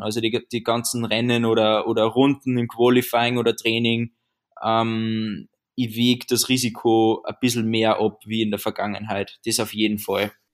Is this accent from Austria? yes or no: yes; Austria; würde ich mal sagen, als Österreicher